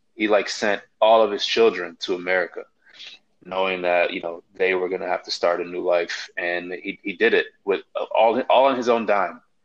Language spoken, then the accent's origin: English; Chicago, Illinois, United States; I grew up in Chicago